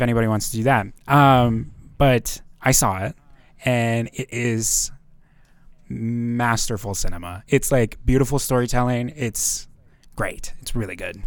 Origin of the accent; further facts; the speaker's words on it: North Dakota, United States; born and raised in North Dakota